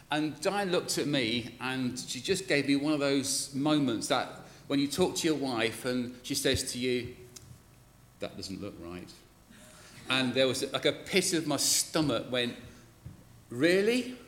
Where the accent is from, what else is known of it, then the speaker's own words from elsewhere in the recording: Glasgow, Scotland, United Kingdom; born there; Uh, with an accent like this, you would not believe I was born in Glasgow.